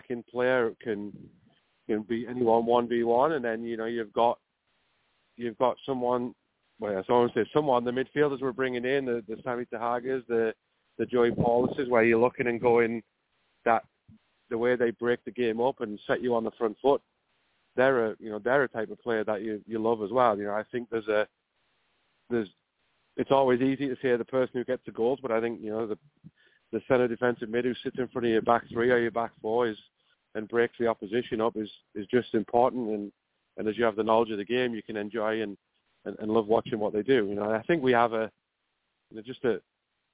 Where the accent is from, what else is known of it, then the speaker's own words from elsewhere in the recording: Middlesbrough, North East England, United Kingdom; now in Ohio, United States; I'm from Middlesbrough, originally.